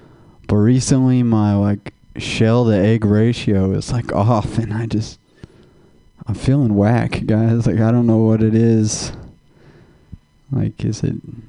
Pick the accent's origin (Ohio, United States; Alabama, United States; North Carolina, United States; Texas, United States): Texas, United States; moved away as an adult; now in California, United States; I'm from Texas